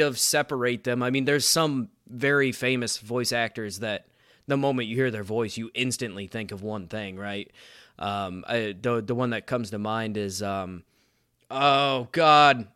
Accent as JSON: {"language": "English", "region": "Indiana", "country": "United States", "said": "I'm from Indiana"}